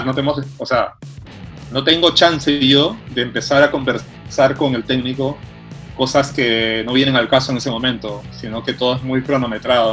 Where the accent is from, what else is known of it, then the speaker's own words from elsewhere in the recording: Peru; now in Cuenca, Ecuador; yo soy un director peruano